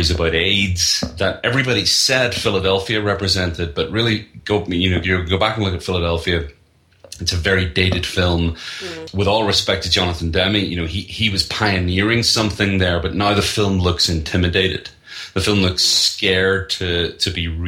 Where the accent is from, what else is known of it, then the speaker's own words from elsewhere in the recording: Northern Ireland, United Kingdom; moved away as an adult; now in United States; I'm from Northern Ireland. I've been living in the U.S. for the last 6 years